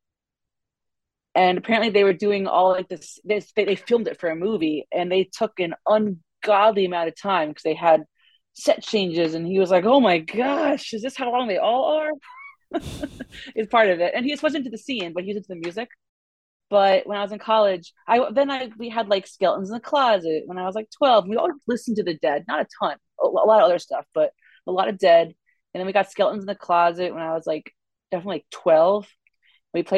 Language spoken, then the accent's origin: English; New York City, New York, United States; moved away; I'm actually from Brooklyn originally.